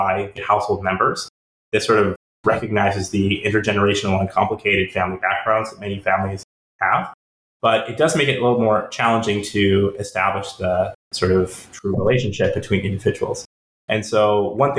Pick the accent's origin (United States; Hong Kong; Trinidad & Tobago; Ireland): United States; North Carolina; my home state, North Carolina